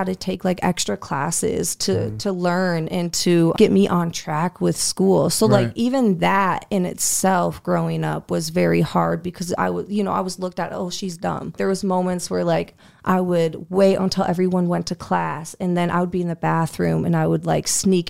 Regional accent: Sioux Falls, South Dakota, United States; I grew up here in Sioux Falls, South Dakota. You know, we grew up, went to elementary here, middle school, high school here

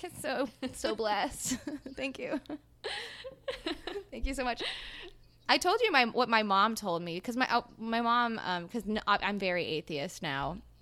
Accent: the South, United States; I'm from the South, and we sell chicken feet in our gas stations

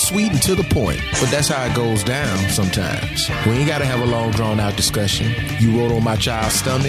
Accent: Florida, United States; And yes, this happened in my home state.

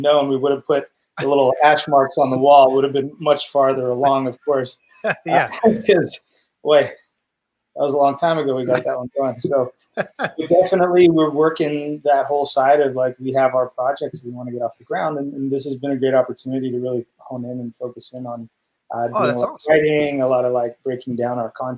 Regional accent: England, United Kingdom; But also because I'm English, we used to call my grandfather Dar, right?

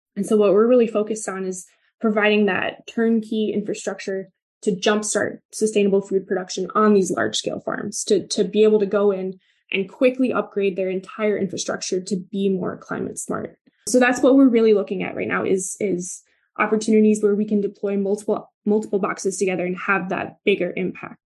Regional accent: Milwaukee, Wisconsin, United States; I'm from the Midwest. I grew up in Milwaukee.

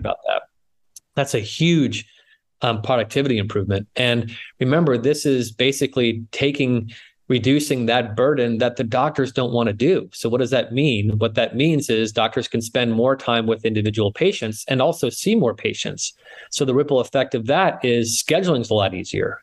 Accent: New England, United States; moved away as an adult; now in San Francisco, United States; I grew up in New England, uh, but I've been in the West Coast uh, in San Francisco for now over 25 years

